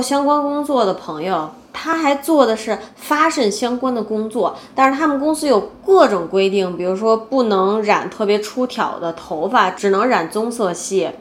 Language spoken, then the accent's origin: Chinese; China; also born or lived in United States; now in Japan; 我们两个是中国人